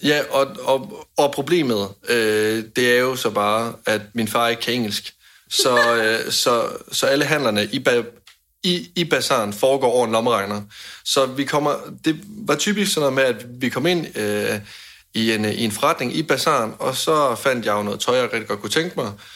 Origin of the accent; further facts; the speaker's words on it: Denmark; hjemme i Danmark